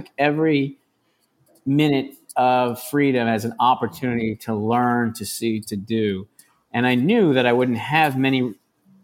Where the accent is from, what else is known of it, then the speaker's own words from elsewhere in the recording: Chicago, Illinois, United States; also born or lived in San Sebastián, Spain; now in New York, United States; growing up in Chicago